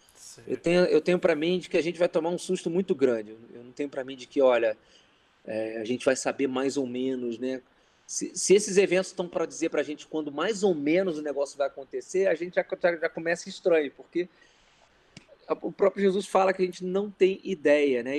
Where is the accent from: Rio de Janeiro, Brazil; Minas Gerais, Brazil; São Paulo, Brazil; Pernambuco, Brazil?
Rio de Janeiro, Brazil; Carioca. Carioca da Gema. Nasci no Rio mesmo, não é interior, não é Rio Estado, é capital mesmo.